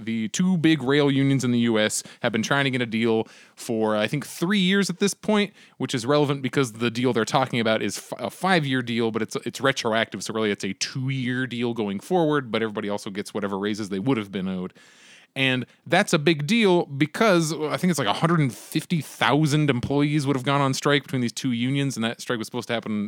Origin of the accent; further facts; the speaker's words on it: Pennsylvania, United States; moved away; I'm originally from Pennsylvania, and I speak to very, very few people who are from my like high school and elementary schools